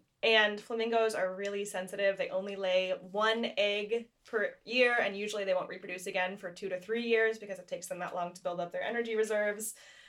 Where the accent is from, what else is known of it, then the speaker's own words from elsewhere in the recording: United States; Like, my family's been in the Americas less than 5 generations. And I'm very American.